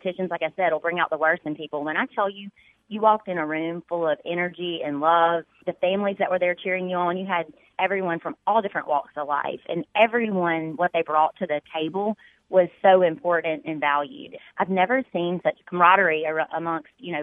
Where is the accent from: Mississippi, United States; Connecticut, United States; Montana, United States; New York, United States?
Mississippi, United States; Brookhaven; I grew up in Brookhaven, Mississippi